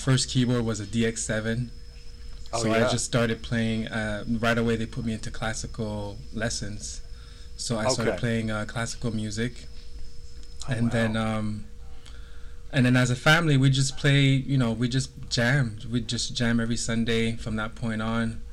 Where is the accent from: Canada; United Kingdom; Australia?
Canada; Montreal, Quebec; I grew up in Montreal in the... The first part of my youth was in the neighborhood called Côte des Neiges